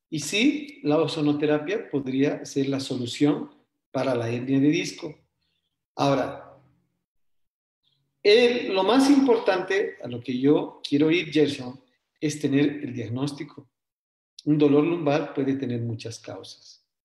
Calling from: Cochabamba, Bolivia; Bueno, yo soy de acá de Cochabamba

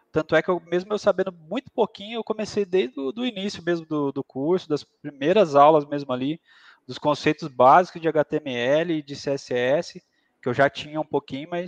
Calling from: Aguaí, São Paulo, Brazil; tô falando, eu falo do interior de São Paulo, né? Eu moro numa cidade pequena aqui no interior de São Paulo, se chama Aguaí.

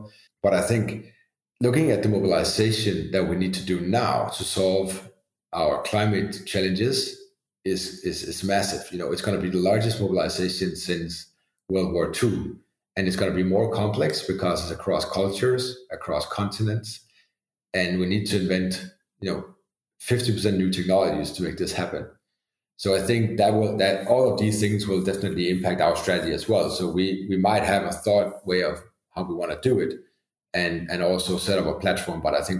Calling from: Denmark; Obviously, a lot of countries now, I'm dialing in from Denmark, are not in the same situation.

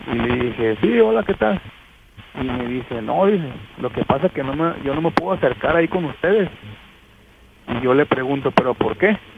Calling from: Ciudad Guzmán, Jalisco, Mexico

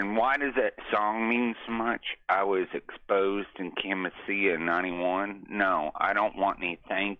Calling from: Austin, Texas, United States; yeah. Man. I'm calling you from Central Texas, the ATX.

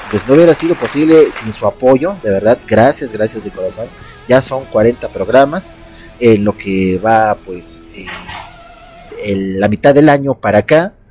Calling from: Ecuador; ah, bueno … saludándoles desde Ecuador, algún lugar en Ecuador.

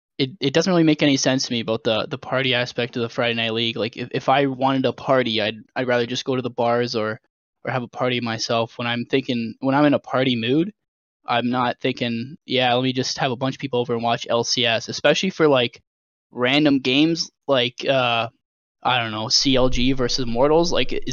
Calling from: London, Ontario, Canada; London, Ontario, Canada.

